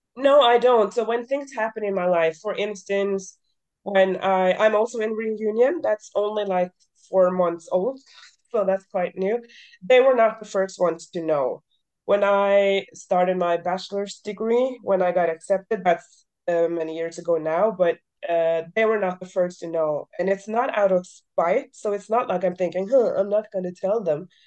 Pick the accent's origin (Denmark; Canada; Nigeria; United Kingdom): United Kingdom; Scotland; I'm Scottish